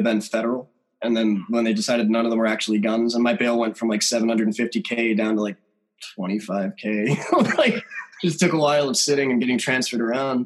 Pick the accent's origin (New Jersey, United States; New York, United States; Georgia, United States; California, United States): New Jersey, United States; Trenton; I grew up in Trenton, New Jersey